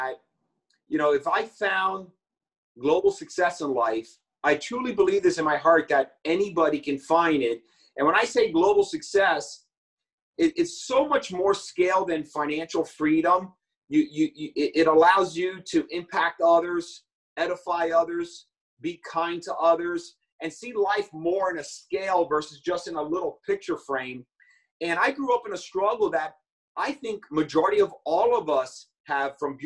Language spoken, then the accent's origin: English; New York City, New York, United States; I was born in the Bronx in New York